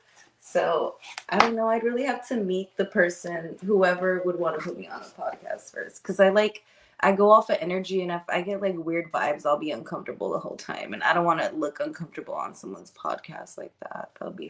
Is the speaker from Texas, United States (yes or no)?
yes; Texas, United States; I'm a Texan.